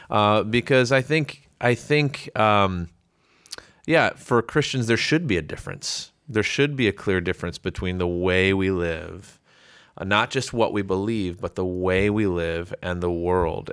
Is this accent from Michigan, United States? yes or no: no; Chicago, Illinois, United States; I, um, grew up suburbs of Chicago